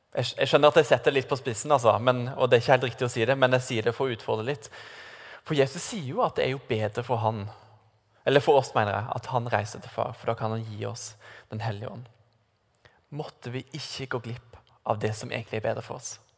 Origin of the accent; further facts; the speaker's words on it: Sørlandet, Norway; moved away; siden jeg kommer fra Sørlandet, hvor noen hevder at vi har en sånn grammatisk feil i språket vårt